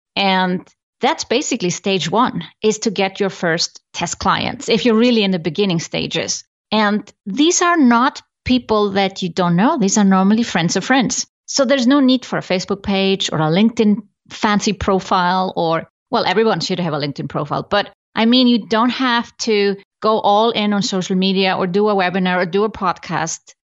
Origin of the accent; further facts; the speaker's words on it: Iceland; I come from Iceland, I love Iceland